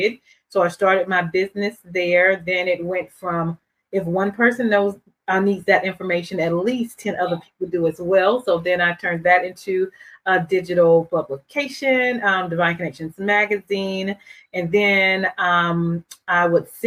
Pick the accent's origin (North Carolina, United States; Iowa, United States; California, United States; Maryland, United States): North Carolina, United States; Durham; I am from Durham, North Carolina